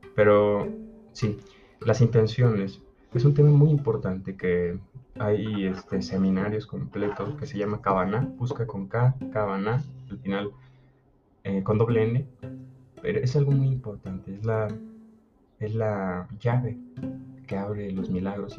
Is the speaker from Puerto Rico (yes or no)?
no; Mexico; yo soy mexicano